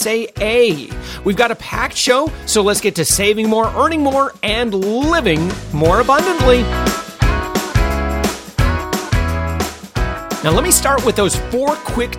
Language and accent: English; Orlando, Florida, United States; my hometown, Orlando, Florida